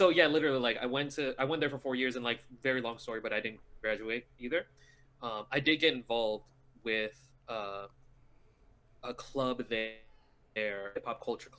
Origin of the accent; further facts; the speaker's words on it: National City, California, United States; Born and raised in National City, California, about 5 minutes from the border.